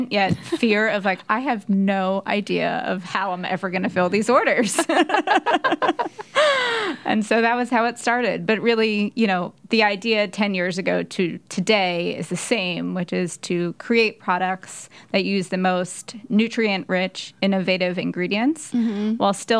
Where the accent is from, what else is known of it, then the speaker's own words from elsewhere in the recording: Philadelphia, Pennsylvania, United States; moved away as an adult; now in New York, United States; I'm from Philadelphia. So I actually found one in Philadelphia where my mom is. And I had a couple of friends from high school